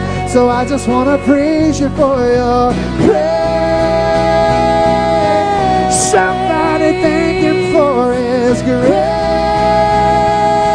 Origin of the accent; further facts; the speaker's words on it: the South, United States; I'm from the South.